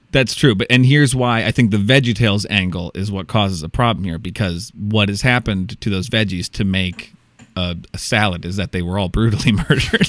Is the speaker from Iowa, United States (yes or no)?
yes; Iowa, United States; I'm from Iowa. It's my home.